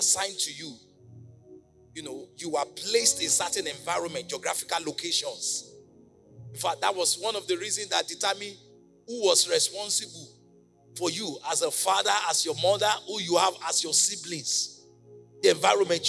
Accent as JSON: {"language": "English", "country": "Nigeria", "moved": "as an adult", "lives_now": "United States", "said": "I'm a Nigerian missionary sent by God to America."}